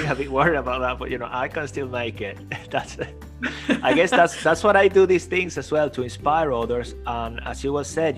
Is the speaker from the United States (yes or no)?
no; London, United Kingdom; accent: Cockney; my Cockney accent